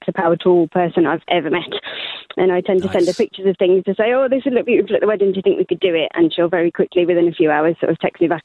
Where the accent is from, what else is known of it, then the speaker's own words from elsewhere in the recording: Stourbridge, West Midlands, United Kingdom; I'm from somewhere near Birmingham, in the Midlands